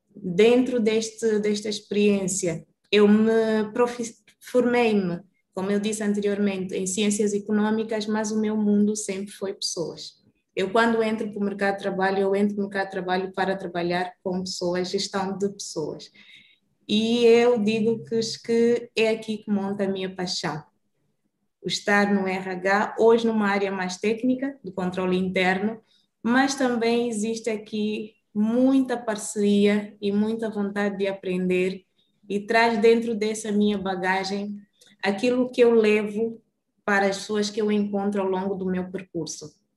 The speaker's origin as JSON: {"language": "Portuguese", "town": "Luanda", "region": "Luanda Province", "country": "Angola", "tie": "born or raised there", "also_born_or_lived": "Brazil", "moved": "as an adult", "said": "Saí de Luanda com 18 anos"}